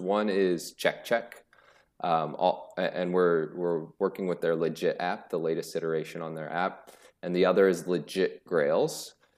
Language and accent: English; Greenfield, Indiana, United States; I was born and raised in a rural town in Indiana called Greenfield